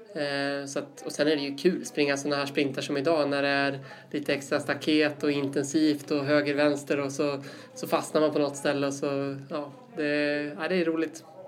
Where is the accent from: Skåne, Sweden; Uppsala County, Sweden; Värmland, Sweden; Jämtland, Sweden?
Uppsala County, Sweden; Uppsala; also born or lived in Sandviken; uppvuxen i Uppsala, eh, bor där fortfarande